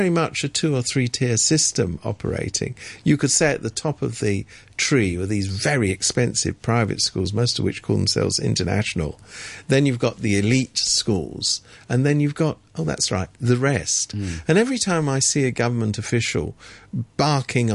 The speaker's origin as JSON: {"language": "English", "country": "United Kingdom", "moved": "as an adult", "lives_now": "Hong Kong", "said": "I come from Britain"}